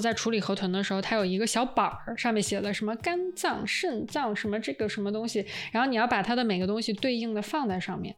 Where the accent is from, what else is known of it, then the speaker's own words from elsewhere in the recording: China; moved away; also born or lived in New York; 还好我生在中国